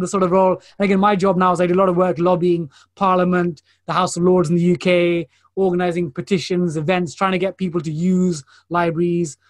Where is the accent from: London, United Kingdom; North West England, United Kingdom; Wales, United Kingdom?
London, United Kingdom; So my parents are Indian, but I'm, I'm born and raised in East London.